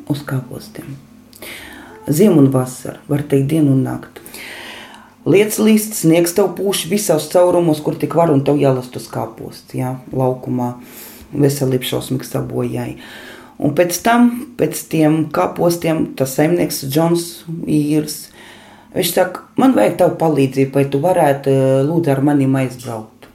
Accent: Liepāja, Latvia; moved away as an adult; also born or lived in Monaghan, Ireland; now in Ireland; es pati esmu no Liepājas, pabeidzu arotvietu skolu

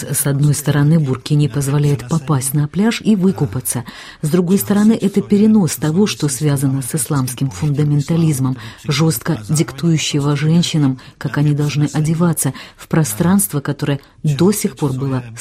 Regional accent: Ukraine; мы ну, с Украины, да. мы Украина, Россия, друзья.

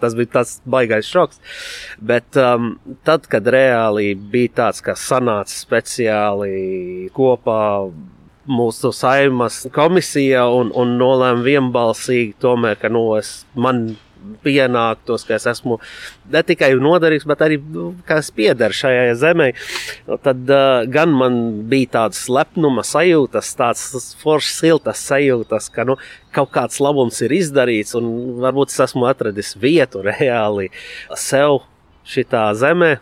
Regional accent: Lebanon; Latvian is a second language; moved away as an adult; now in Latvia; Esmu dzimis Libānā, atbraucis sākotnēji mācīties

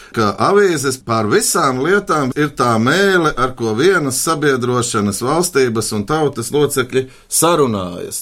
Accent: Kurzeme, Latvia; Būdams kurzemnieks

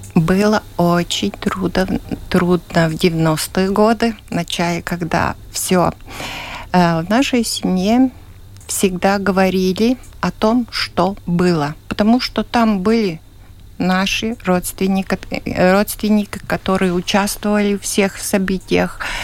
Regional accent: Ledurga, Latvia; Я родилась в Ледурге и живу сейчас в доме, который построил мой дедушка.

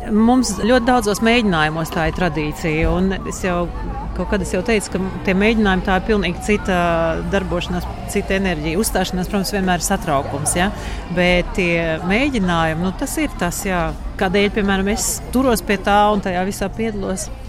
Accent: Rēzekne, Latgale, Latvia; now in Berlin, Germany; no Rīgas pēc tam līdz Rēzaknē, kur ir mana vecāka māja

